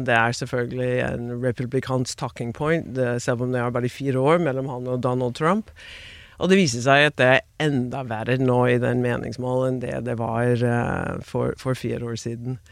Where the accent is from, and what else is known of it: Maryland and DC area, United States; born or raised there; Norwegian is a second language; moved away as an adult; also born or lived in Queens, New York; now in Norway